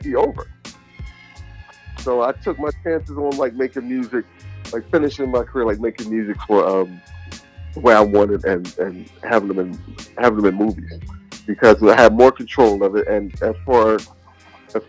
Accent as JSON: {"language": "English", "town": "Philadelphia", "region": "Pennsylvania", "country": "United States", "tie": "born or raised there", "said": "I was in Philly, and I was raised in the North and the South"}